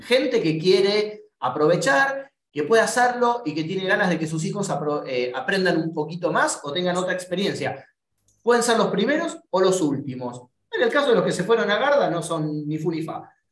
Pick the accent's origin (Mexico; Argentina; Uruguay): Argentina; seguimos siendo argentinos